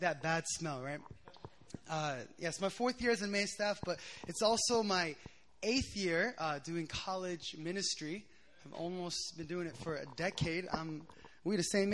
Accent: Philadelphia, Pennsylvania, United States; moved away as an adult; now in South Korea; I'm a Korean American. I grew up in the States in Philadelphia.

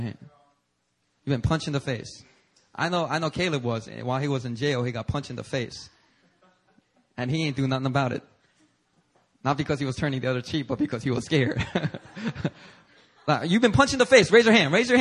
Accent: Philadelphia, Pennsylvania, United States; English is a second language; growing up on the streets of Philadelphia

